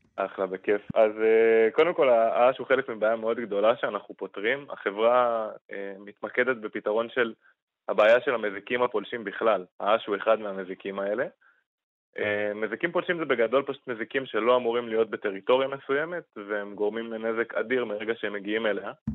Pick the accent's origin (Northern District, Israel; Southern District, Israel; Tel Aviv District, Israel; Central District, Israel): Northern District, Israel; Kiryat Shmona; בתור אחד שגדל בקריית שמונה